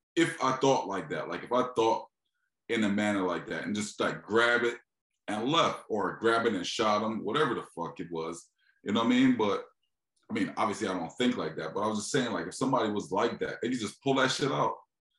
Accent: Philadelphia, Pennsylvania, United States; You're from Detroit. I'm from Philly. Like, motherfuckers don't, it's no open carrying in Philly, right?

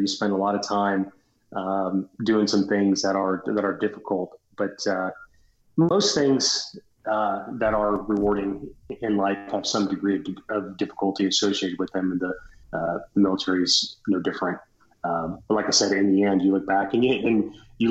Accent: Little Rock, Arkansas, United States; moved away as an adult; also born or lived in Japan / Australia / Guam; now in Memphis, United States; I was raised in Little Rock, Arkansas. We moved there when I was five.

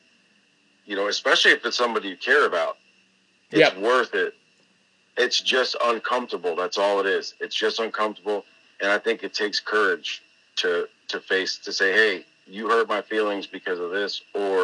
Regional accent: Tampa, Florida, United States; moved away as an adult; also born or lived in New England; moving back to my home state, my own old stomping grounds in Tampa, Florida.

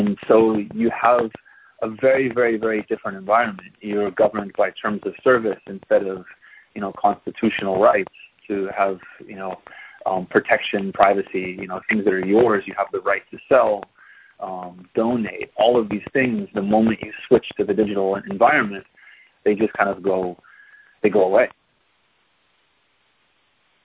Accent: United States; moved away as an adult; now in Taiwan; I'm an American

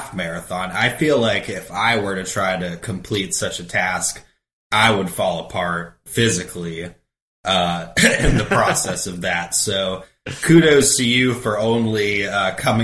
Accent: Orlando, Florida, United States; I'm from Florida, over here in the Orlando area

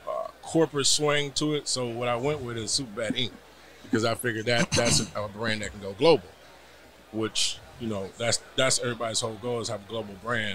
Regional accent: San Bernardino, California, United States; San Bernardino, California, which is 35 miles south of Los Angeles.

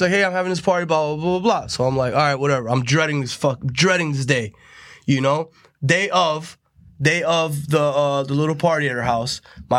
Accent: Tampa, Florida, United States; I grew up in Tampa.

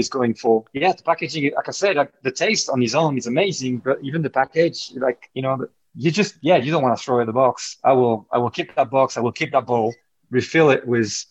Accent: France; moved away; as you can tell from my accent, you know, I grew up in France

